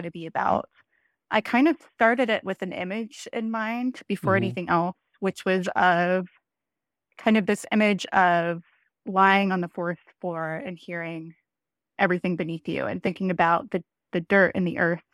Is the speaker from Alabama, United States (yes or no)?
no; Nashville, Tennessee, United States; moved away as an adult; now in Washington, D.C., United States; I am from Nashville originally, grew up